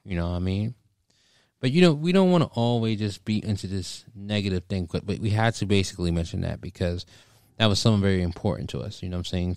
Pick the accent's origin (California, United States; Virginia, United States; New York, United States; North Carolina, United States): Virginia, United States; Stafford; I'm from Stafford